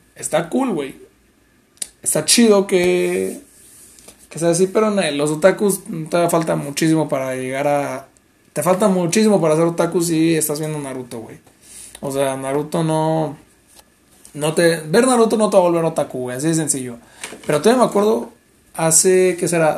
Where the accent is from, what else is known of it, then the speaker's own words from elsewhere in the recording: Mexico; Nosotros como mexicanos